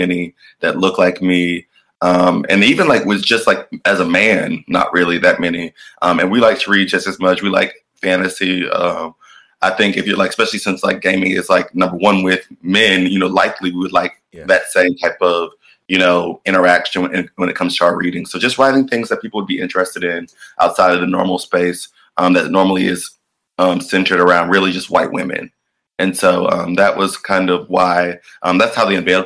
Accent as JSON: {"language": "English", "town": "Atlanta", "region": "Georgia", "country": "United States", "said": "I'm from Atlanta, Georgia"}